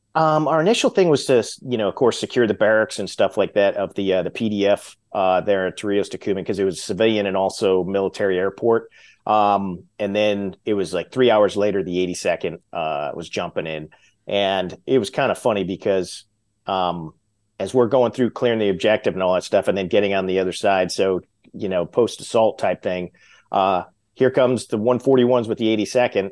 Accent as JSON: {"language": "English", "town": "Glendale", "region": "Arizona", "country": "United States", "tie": "born or raised there", "moved": "as an adult", "said": "I grew up in Arizona."}